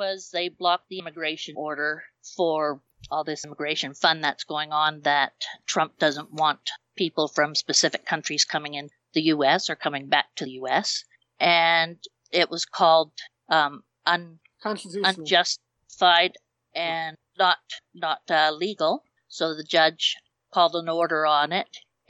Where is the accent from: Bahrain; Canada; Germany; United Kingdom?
Canada; I don't to talk about that kind of stuff. We're Canadian.